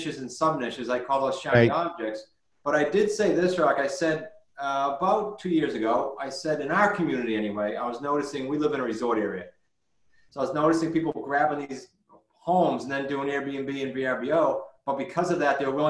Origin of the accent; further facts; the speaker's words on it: New England, United States; we're from New England